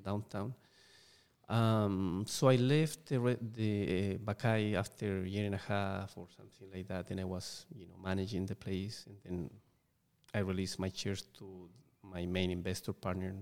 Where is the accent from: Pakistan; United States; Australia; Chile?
Chile; English is a second language; moved away; growing up in Chile, where I, am originally from